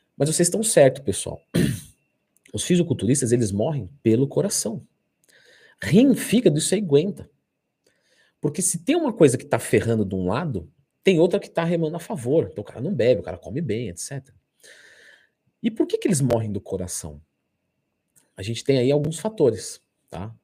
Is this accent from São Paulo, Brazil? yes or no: yes; São Paulo, Brazil; Eu sou de São Paulo